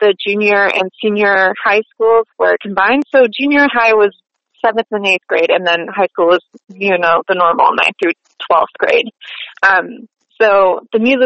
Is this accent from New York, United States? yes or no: yes; Brooktondale, New York, United States; I was born and raised just outside of Ithaca, New York, in a small little village called Brooktondale